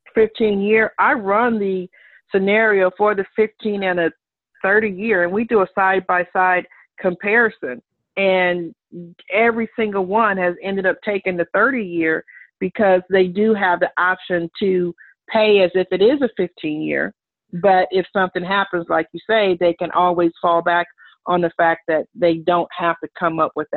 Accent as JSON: {"language": "English", "town": "Los Angeles", "region": "California", "country": "United States", "tie": "born or raised there", "moved": "yes", "said": "We grew up in South Central"}